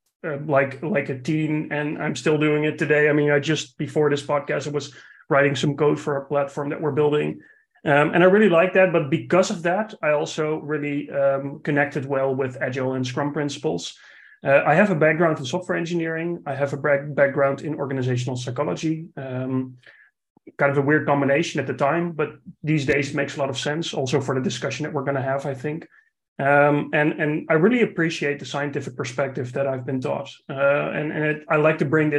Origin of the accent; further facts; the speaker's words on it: Netherlands; another non-North American accent because I'm from the Netherlands.